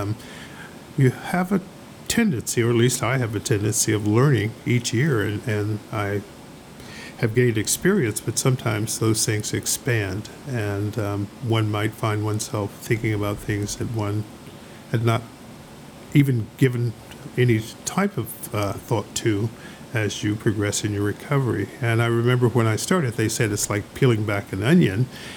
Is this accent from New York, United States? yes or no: no; York County, Virginia, United States; I was born in York County, Virginia, and I never tell my age, so years ago, in the 40s, maybe. Or 50s or something. But anyway, it was a small farm in Virginia. I lived with my great-grandmother